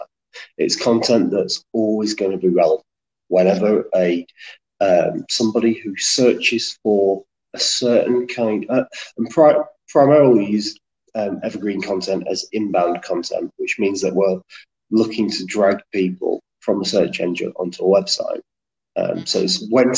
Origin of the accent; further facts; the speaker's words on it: Exton, outside Chorley, North West England, United Kingdom; moved away as an adult; now in Bacup, United Kingdom; I currently live in Bacup, originally from Exton, which is a small village. Well, it's about a large village, really, outside Chorley.